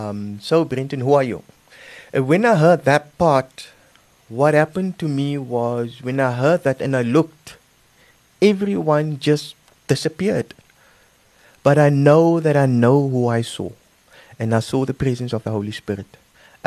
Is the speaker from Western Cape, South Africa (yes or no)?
yes; Cape Town, Western Cape, South Africa; moved away; I'm originally from Cape Town